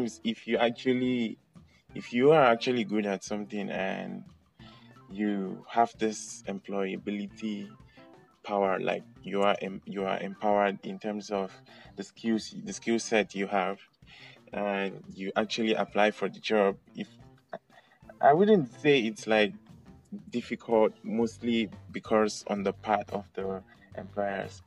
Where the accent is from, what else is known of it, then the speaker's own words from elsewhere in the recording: Nigeria; moved away as an adult; now in Malaysia; I'm a Nigerian and I've been in Malaysia for like 6 years now